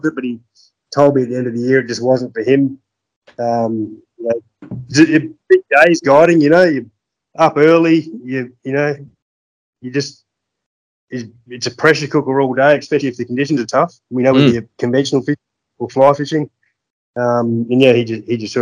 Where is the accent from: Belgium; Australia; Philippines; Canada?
Australia; Gordonvale, Queensland; also born or lived in Darwin; I grew up in Gordonville. I was actually born in Darwin.